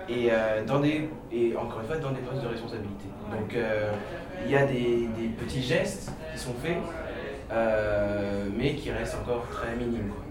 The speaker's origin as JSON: {"language": "French", "town": "Saint-Denis", "region": "Île-de-France", "country": "France", "tie": "born or raised there", "said": "moi je suis né à Saint-Denis"}